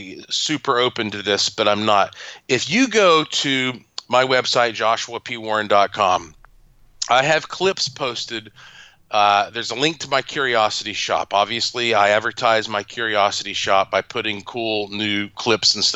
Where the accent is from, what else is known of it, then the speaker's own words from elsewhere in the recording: North Carolina, United States; I am from North Carolina